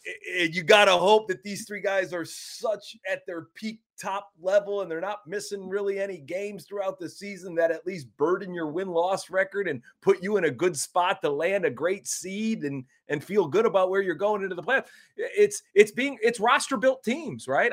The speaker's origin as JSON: {"language": "English", "region": "Ohio", "country": "United States", "tie": "born or raised there", "said": "my home state has crumbled"}